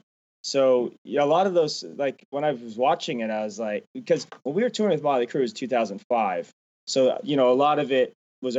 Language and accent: English; Canada; And a lot of people think that's crazy because I'm from Canada, but my parents never got me into hockey.